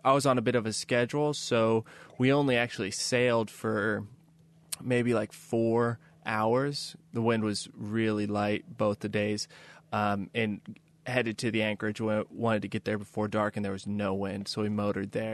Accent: Kansas City, United States; moved away as an adult; also born or lived in New York City; I grew up in Kansas City

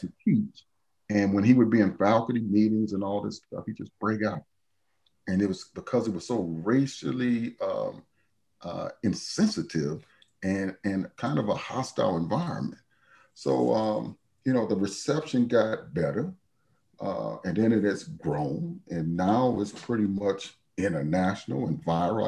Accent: Chicago, Illinois, United States; moved away as an adult; now in Salt Lake City, United States; I'm, I'm from Chicago.

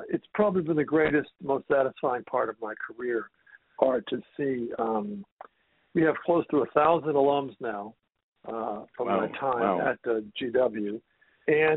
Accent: Washington, District of Columbia, United States; moved away; also born or lived in Boston / New York / Atlanta / Toronto; I'm from the Washington, D.C. area originally

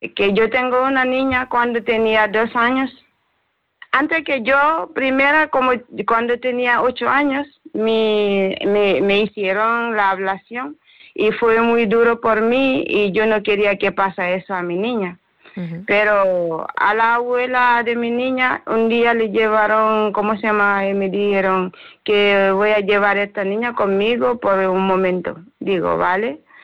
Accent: Sierra Leone; Spanish is a second language; moved away as an adult; now in Spain; yo soy de Sierra Leona

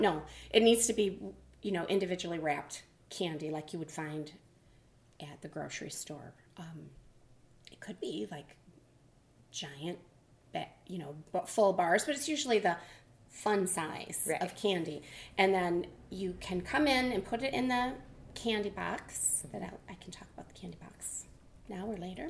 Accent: Michigan, United States; moved away as an adult; also born or lived in Nashua, New Hampshire; now in Mount Vernon, United States; I'm from Michigan.

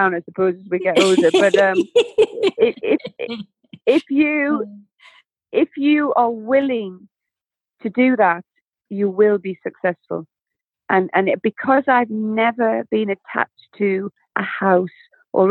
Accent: North East England, United Kingdom; They're from my hometown

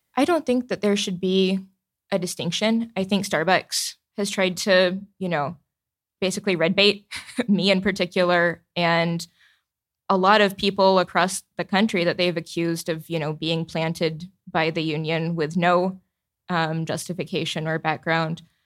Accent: the South, United States; as a Southerner

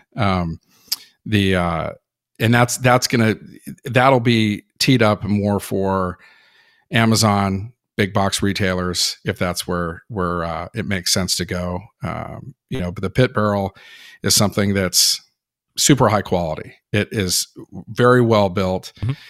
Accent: Berkeley, California, United States; I was born in California, Berkeley, California

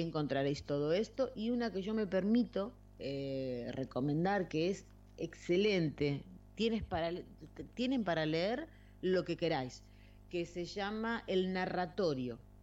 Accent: Argentina; now in Spain; yo que vengo de Argentina

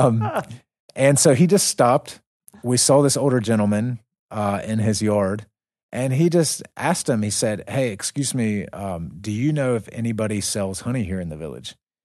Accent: United States; I was from America

